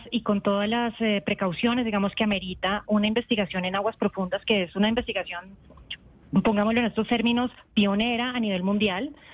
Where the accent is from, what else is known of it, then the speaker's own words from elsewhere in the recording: Colombia; para lo que somos como colombianos, ¿no?